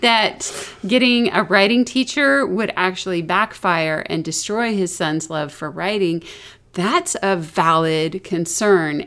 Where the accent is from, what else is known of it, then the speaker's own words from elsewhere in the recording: the South, United States; accent: Southern; moved away; I was from the South. I had a Southern accent